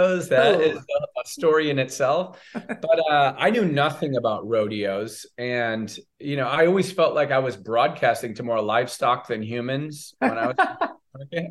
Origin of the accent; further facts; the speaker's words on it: Southern California, United States; now in Chicago, United States; I grew up in Southern California